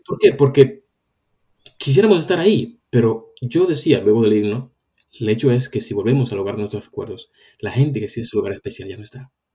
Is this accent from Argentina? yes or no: no; Dominican Republic; also born or lived in Spain; now in London, United Kingdom; si yo soy cristiano y, estoy en la República Dominicana, donde yo nací